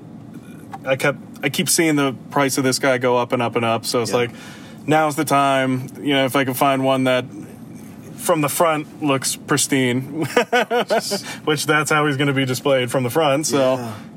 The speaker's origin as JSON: {"language": "English", "region": "Pennsylvania", "country": "United States", "said": "I'm not from Georgia. I'm from Pennsylvania"}